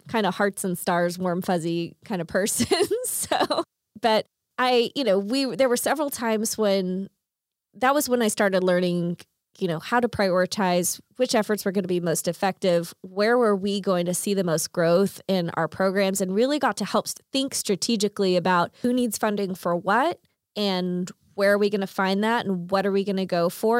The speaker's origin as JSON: {"language": "English", "town": "Chickasha", "region": "Oklahoma", "country": "United States", "tie": "born or raised there", "said": "I grew up in Chickasha"}